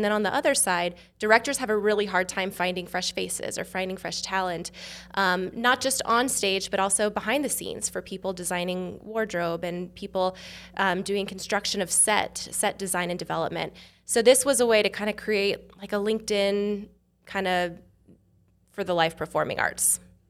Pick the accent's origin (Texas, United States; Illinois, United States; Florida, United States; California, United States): California, United States; From California. Okay. Yeah. I was in a similar role at UC Irvine.